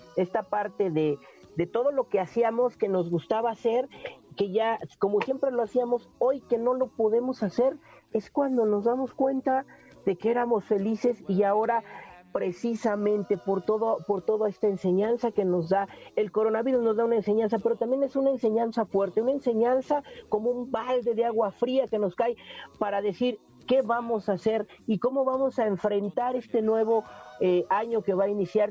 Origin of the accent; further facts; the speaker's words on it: Mexico; nosotros como mexicanos